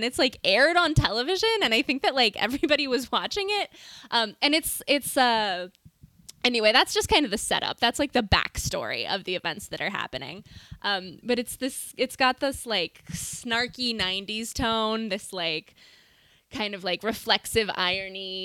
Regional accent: Montana, United States; we're both from Montana

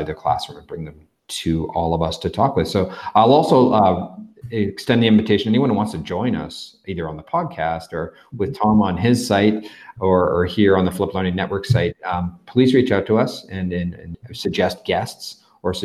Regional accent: Canada; now in Mexico; I've got that benefit of being a Canadian that lives in Mexico

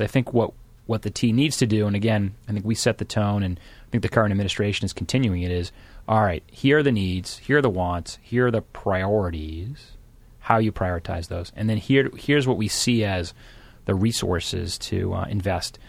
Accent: Randolph, Massachusetts, United States; I grew up in Randolph, so just south of Boston

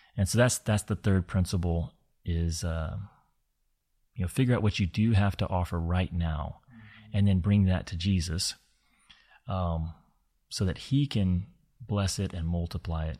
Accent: Kentucky, United States; I had grown up in in a part of the states that's known as the Bible Belt, and uh, a lot of my childhood was spent in Kentucky

